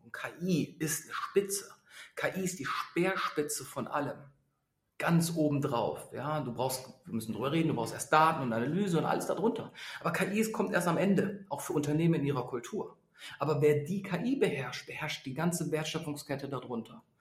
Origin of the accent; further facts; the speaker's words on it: Berlin, Germany; ich bin Berliner